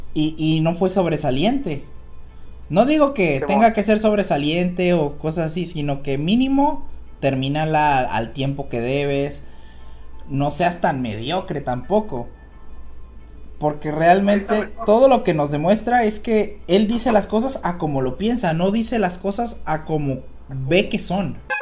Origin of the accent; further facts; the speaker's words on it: Mexico; siendo mexicano